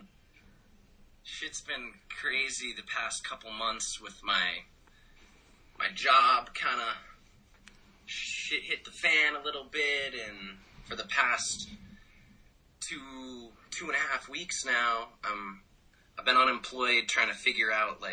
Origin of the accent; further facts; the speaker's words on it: Lexington, Massachusetts, United States; also born or lived in Atlanta, Georgia; I lived in Atlanta till I was 5, and then my family moved to Lexington, Massachusetts